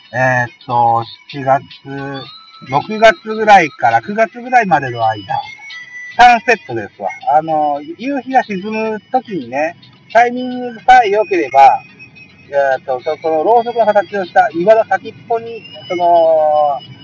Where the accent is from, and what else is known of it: Yonago, Tottori, Japan; born or raised there